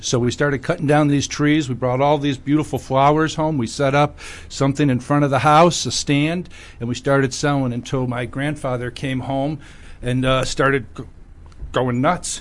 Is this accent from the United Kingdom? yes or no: no; Scranton, Pennsylvania, United States; I'm from Scranton, Pennsylvania.